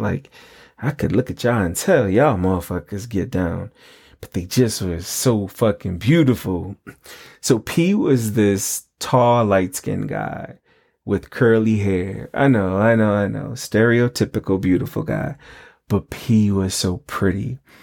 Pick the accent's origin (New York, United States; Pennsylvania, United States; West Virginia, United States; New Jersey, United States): New York, United States; I'm originally from New York, my roots were planted in Mississippi. That's where my family's from.